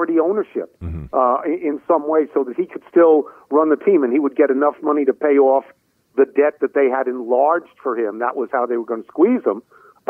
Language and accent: English; New York, United States; moved away as an adult; now in Washington, D.C., United States; I come from New York